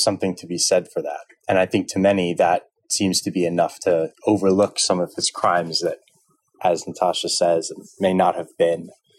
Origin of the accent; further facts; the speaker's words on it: United States; as an American